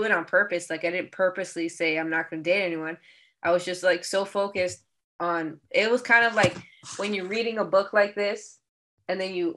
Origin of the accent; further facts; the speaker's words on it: Miami, Florida, United States; I was born in Miami, Florida, but both my parents, so my people come from the Dominican Republic